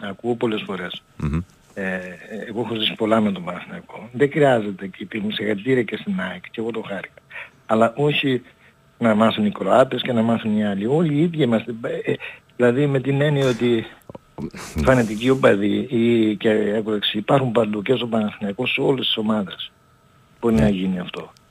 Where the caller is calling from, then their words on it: Germany; είμαι από Γερμανία.